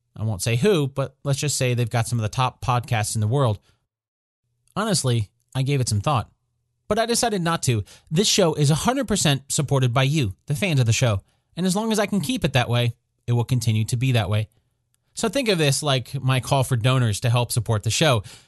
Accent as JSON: {"language": "English", "town": "Oklahoma City", "region": "Oklahoma", "country": "United States", "tie": "born or raised there", "said": "my hometown of Oklahoma City"}